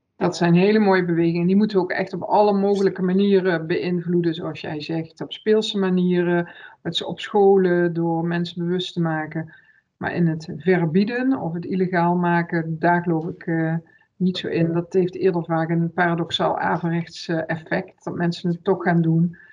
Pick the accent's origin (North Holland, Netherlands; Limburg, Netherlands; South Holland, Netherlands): Limburg, Netherlands; now in Breda, Netherlands; ik ben een Limburgse, dus natuurlijk vier ik zelf ook wel een dag carnaval